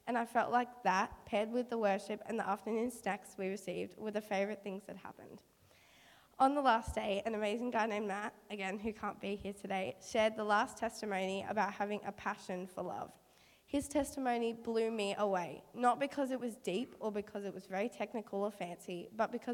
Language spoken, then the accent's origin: English; Bundeena, New South Wales, Australia; my hometown, Bundina.